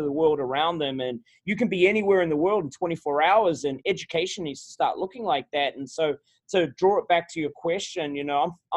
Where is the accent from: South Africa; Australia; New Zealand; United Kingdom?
New Zealand; Auckland; moved away as an adult; also born or lived in Wellington, New Zealand / Stafford County, Virginia; now in Virginia, United States; I grew up in New Zealand. I grew up in Auckland, New Zealand